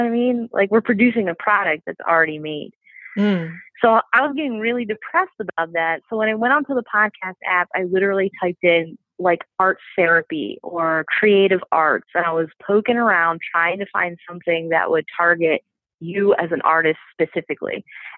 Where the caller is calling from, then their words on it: King of Prussia, Pennsylvania, United States; So I am in King of Prussia, Pennsylvania, which is like right outside of Philadelphia, like 20 minutes away.